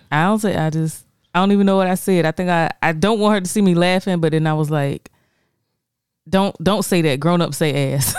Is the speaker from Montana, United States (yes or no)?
no; Florence, South Carolina, United States; I'm born and raised in Florence, and I still fucking live here. I still live in Florence.